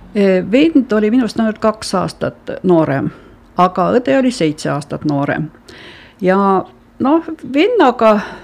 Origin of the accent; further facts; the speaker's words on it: Helme Parish, Valga County, Estonia; also born or lived in Tõrva; mina sündisin muidu Valga linnas, aga tegelikult elas meie pere maal Helme vallas ja Piku talus.